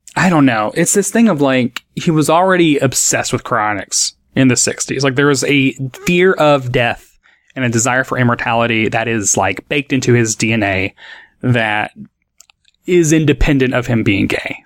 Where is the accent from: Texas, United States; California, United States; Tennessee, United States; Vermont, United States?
Tennessee, United States; Nashville; growing up in Nashville, like the Nashville area of Tennessee